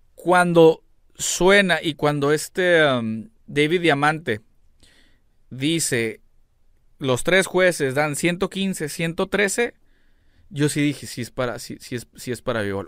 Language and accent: Spanish; Mexico; como mexicano